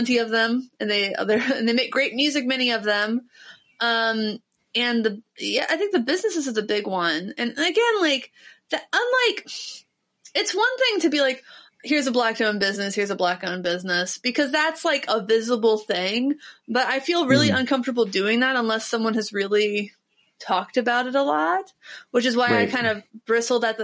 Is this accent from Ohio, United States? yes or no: yes; Ohio, United States; I'm from Ohio.